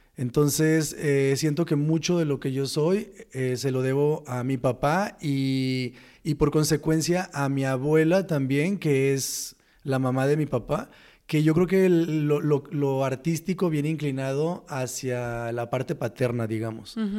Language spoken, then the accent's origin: Spanish; Los Mochis, Sinaloa, Mexico; moved away; soy de Sinaloa, Los Mochis.